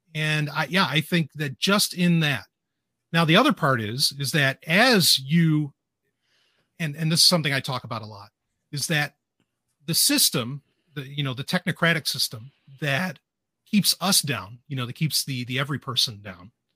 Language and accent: English; New York City, New York, United States; moved away; also born or lived in New Hampshire; I grew up in Queens